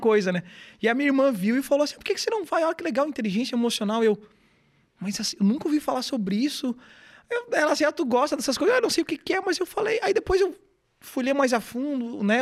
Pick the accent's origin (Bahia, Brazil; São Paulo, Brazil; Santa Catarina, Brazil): Santa Catarina, Brazil; Garopaba; also born or lived in Florianópolis / Imbituba; Eu voltei para Garopaba, sou natural aqui de Garopaba